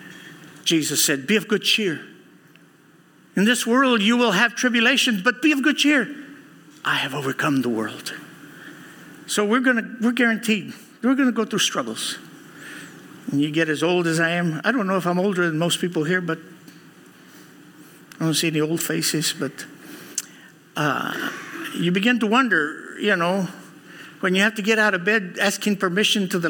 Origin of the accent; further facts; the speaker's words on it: Houston, Texas, United States; Growing up in Houston, Texas, one of the worst schools in junior highs, because we were Christians.